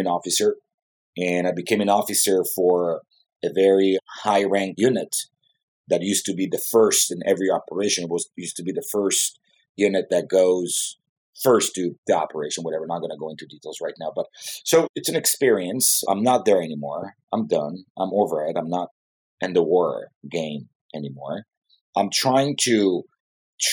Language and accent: English; Jerusalem, Jerusalem District, Israel; English is a second language; moved away as an adult; now in Los Angeles, United States; I grew up in Southeast Jerusalem, which is a very aggressive place to grow up